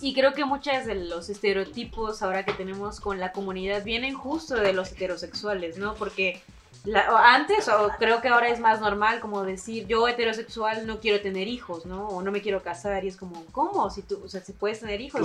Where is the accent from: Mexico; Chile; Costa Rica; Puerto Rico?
Mexico; Xalapa, Veracruz; yo que soy de Veracruz, igual que Cristian, bueno, desde la capital de Jalapa